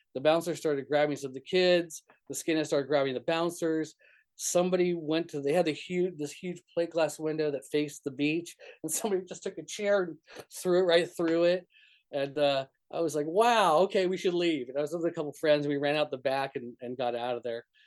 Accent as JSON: {"language": "English", "region": "New Mexico", "country": "United States", "tie": "born or raised there", "also_born_or_lived": "Fort Lauderdale, Florida", "moved": "yes", "said": "where I grew up in New Mexico was very very rural"}